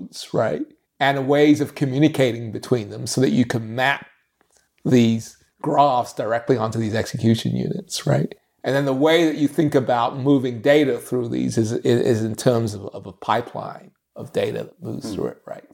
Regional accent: London, United Kingdom; now in United States; I grew up in London

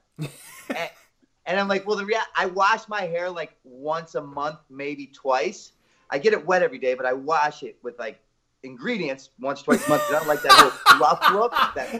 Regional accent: Baltimore, Maryland, United States; I'm originally from Baltimore, Maryland, born and raised

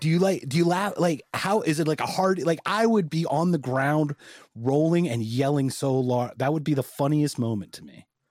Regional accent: United States; I'm American

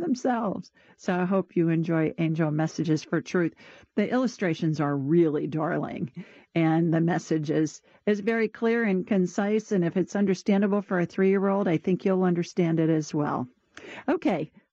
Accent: Ohio, United States; moved away as an adult; also born or lived in Sioux Falls, South Dakota; now in Alabama, United States; I grew up in Ohio

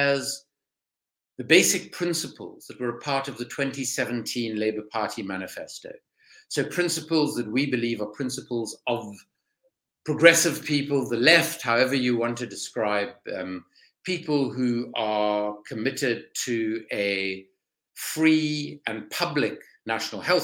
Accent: South Africa; accent: South African; moved away as an adult; now in London, United Kingdom; By background, I'm South African, as you can probably hear from my voice

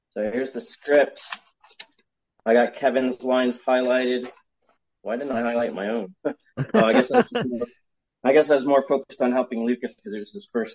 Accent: Canada; I'm Canadian.

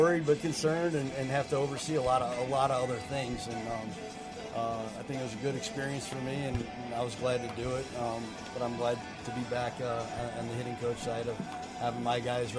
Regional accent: Frankfort, Illinois, United States; moved away as an adult; now in Birmingham, United States; growing up in Chicago and playing in southern Illinois

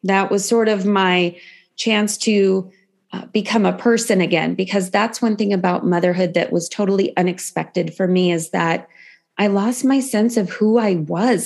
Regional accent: San Francisco Bay Area, California, United States; also born or lived in Los Angeles; I grew up actually in the San Francisco Bay Area.

